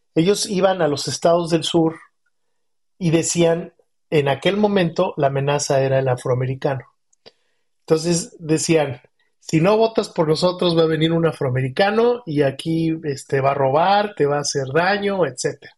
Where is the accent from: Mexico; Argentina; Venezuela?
Mexico; Somos los mexicanos